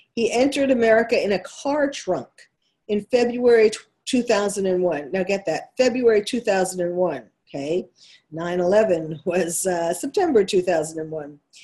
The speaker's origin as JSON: {"language": "English", "region": "New York", "country": "United States", "accent": "New York", "said": "that's my New York accent coming through"}